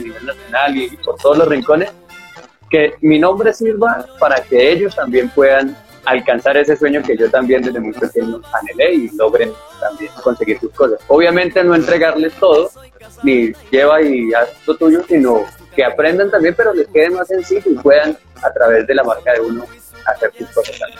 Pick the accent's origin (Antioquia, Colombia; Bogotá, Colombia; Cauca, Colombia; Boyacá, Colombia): Bogotá, Colombia; soy artista colombiano, como siempre digo, nací en la ciudad de Bogotá, pero mis padres y toda mi familia es de Santander, así que como digo yo acá, soy de Bogotá, pero con barriga santanderiano